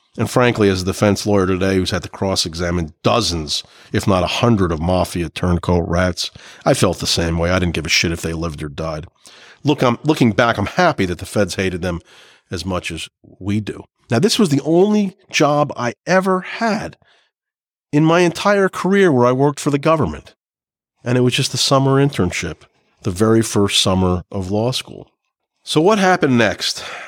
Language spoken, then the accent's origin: English; Clark, New Jersey, United States; This is kind of what I grew up with in Clark, New Jersey